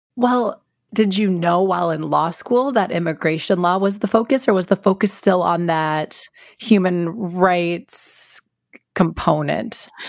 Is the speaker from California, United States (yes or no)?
no; outside Milwaukee, Wisconsin, United States; moved away as an adult; also born or lived in Washington, D.C.; I grew up in the Midwest. I grew up right outside Milwaukee